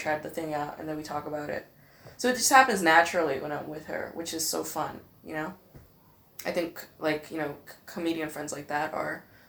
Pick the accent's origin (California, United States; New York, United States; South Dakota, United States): California, United States; Los Angeles; moved away as an adult; now in Berlin, Germany; "Where are you from?" I was like, "LA."